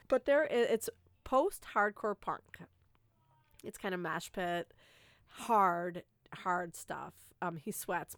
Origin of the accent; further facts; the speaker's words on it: Saginaw, Michigan, United States; I'm from Saginaw, Michigan, which is about an hour and a half north of Saint Clair Shores.